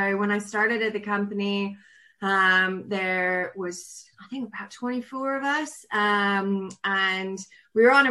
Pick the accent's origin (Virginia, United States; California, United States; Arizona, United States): California, United States; Southern; accent: really weird accent; now in Cornwall, United Kingdom; I grew up in Southern California